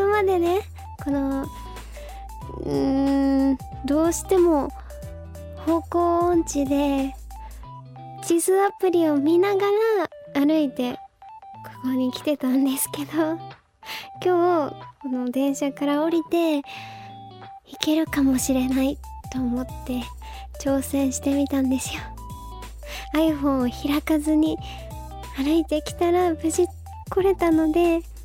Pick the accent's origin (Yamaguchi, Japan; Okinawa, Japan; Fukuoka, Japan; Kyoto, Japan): Fukuoka, Japan; now in Tokyo, Japan; 私福岡県出身